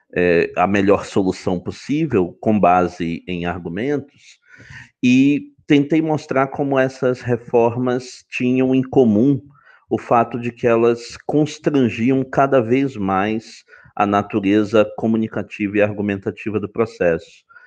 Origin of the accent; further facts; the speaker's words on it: Belém, Pará, Brazil; moved away as an adult; also born or lived in Santa Catarina / Frankfurt; now in Rio de Janeiro, Brazil; eu sou originalmente de, de Belém do Pará, é, de, é lá que eu cursei uh, o meu bacharelado em Direito na UFPA